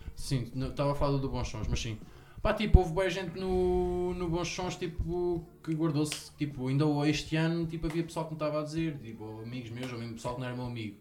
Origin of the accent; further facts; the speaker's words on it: Ortiga, Centro, Portugal; also born or lived in Lisbon; Sou aqui de Ortiga, aqui perto.